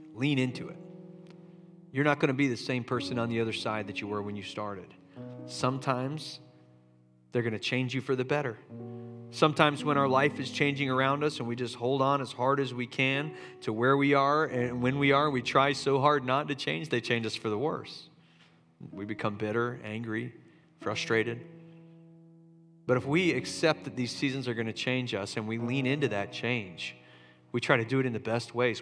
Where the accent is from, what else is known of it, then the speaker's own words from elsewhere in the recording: Charleston, United States; moved away; my hometown of Charleston